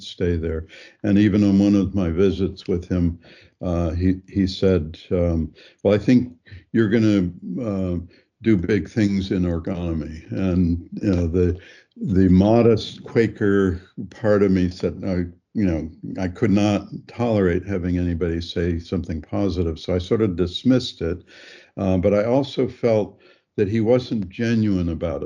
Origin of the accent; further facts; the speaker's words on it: Granville, Ohio, United States; also born or lived in Topeka, Kansas; I was growing up in Granville